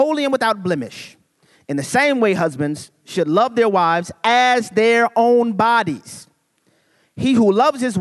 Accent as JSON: {"language": "English", "town": "New Orleans", "region": "Louisiana", "country": "United States", "said": "I'm from New Orleans, Louisiana."}